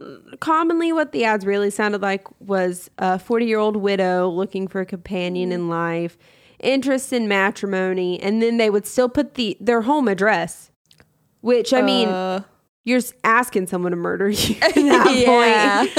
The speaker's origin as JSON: {"language": "English", "town": "Bridgeport", "region": "West Virginia", "country": "United States", "tie": "born or raised there", "said": "I am from there. I'm from Harrison County. I was born in Bridgeport at the hospital. UHC."}